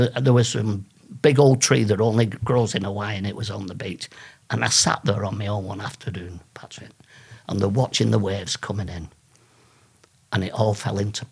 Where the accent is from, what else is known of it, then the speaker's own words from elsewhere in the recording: England, United Kingdom; So I'm English